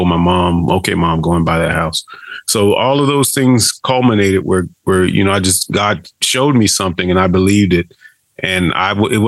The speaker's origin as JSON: {"language": "English", "town": "Daytona Beach", "region": "Florida", "country": "United States", "tie": "born or raised there", "also_born_or_lived": "Alva, Oklahoma", "moved": "as an adult", "said": "I'm born and raised in Daytona Beach, Florida. I'm a Florida boy"}